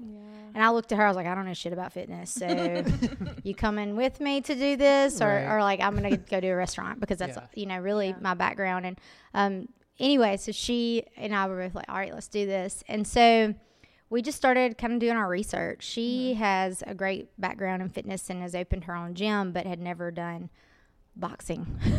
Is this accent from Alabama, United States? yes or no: yes; Greensboro, Alabama, United States; I'm from Greensboro, Alabama, originally.